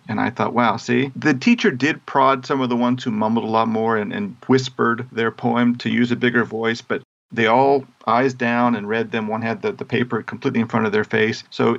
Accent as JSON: {"language": "English", "region": "Busan", "country": "South Korea", "tie": "born or raised there", "said": "because I grew up in Busan, South Korea, and I can recommend some places?"}